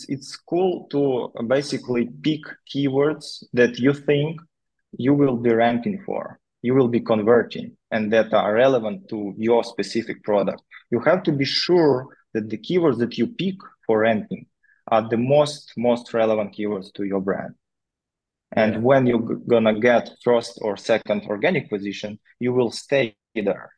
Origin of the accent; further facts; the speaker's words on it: Novodnistrovsk, Chernivtsi Oblast, Ukraine; moved away as an adult; I grew up in Ukraine in a small town.